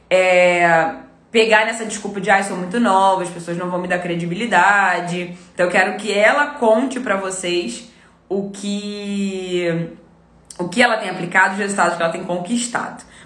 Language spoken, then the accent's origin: Portuguese; Goiânia, Goiás, Brazil; now in Goiás, Brazil; Eu sou de Goiânia